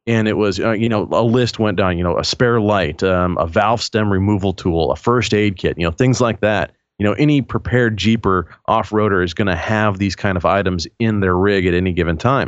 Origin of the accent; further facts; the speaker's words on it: Gresham, Oregon, United States; I'm just outside of Portland. My hometown is called Gresham, where I live, and it's just about 15, 20 minutes outside of Portland